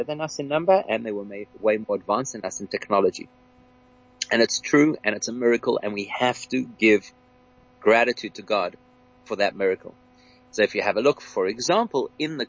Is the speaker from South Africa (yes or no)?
yes; South Africa; as a South African Jewish community